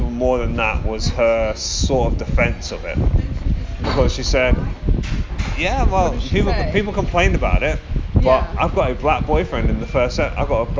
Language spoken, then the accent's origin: English; New York, United States; Growing up in New York, there's a lot of mixtures of color, people of different colors and races.